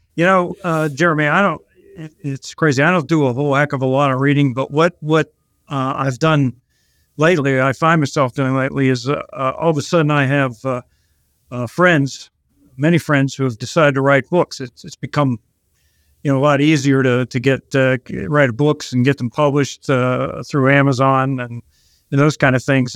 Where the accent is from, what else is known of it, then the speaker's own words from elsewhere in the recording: Pittsburgh, Pennsylvania, United States; also born or lived in Long Island, New York; I'm actually originally from Pittsburgh